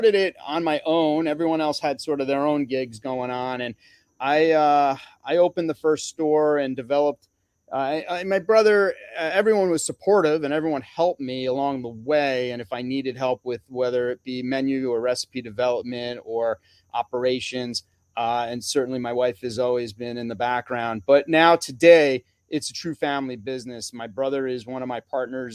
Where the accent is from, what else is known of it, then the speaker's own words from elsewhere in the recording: Northeast, United States; growing up in the Northeast, I would go apple picking as a kid with my family